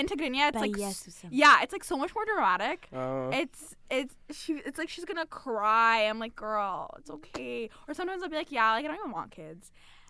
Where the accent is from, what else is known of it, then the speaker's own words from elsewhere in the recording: London, Ontario, Canada; first language English; We're both from London.